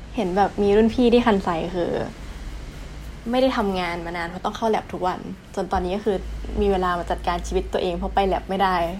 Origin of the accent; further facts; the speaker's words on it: Chanthaburi, Thailand; moved away as an adult; now in Japan; บ้านอยู่จันทบุรี ที่น้ำท่วมทุกปี